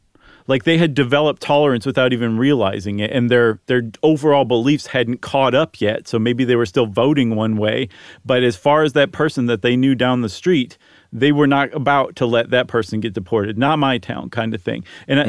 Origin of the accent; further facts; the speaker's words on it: Ohio, United States; I'm from Ohio.